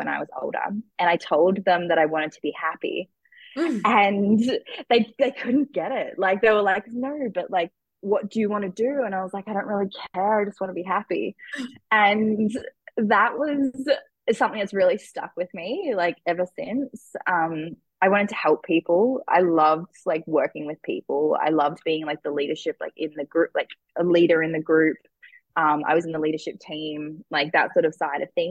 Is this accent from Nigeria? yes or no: no; Cairns, Queensland, Australia; also born or lived in Brisbane; I ended up moving back home. I moved out of home. I moved from Cairns to Brisbane